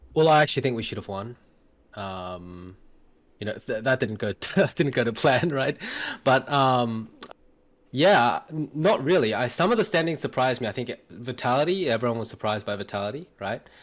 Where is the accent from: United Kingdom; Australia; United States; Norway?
Australia; also born or lived in Korea; I grew up in Australia, and then obviously, uh, have a, have a Korean name on the side